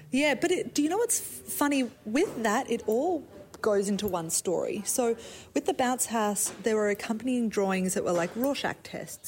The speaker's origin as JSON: {"language": "English", "town": "Brisbane", "region": "Queensland", "country": "Australia", "tie": "born or raised there", "also_born_or_lived": "South Africa", "accent": "Australian", "moved": "as an adult", "lives_now": "New York, United States", "said": "I was actually born in South Africa, so I'm South African. Oh. And then ah. our family moved to Australia. So I call myself an Aussie"}